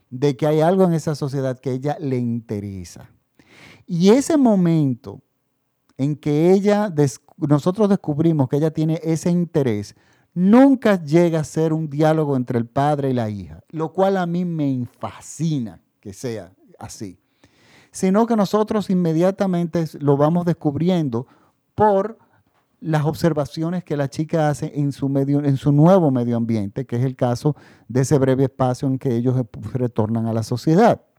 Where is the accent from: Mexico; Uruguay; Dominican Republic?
Dominican Republic; Ya en mi país estamos en la República Dominicana, ya estamos en la normalidad, prácticamente todo el país está vacunado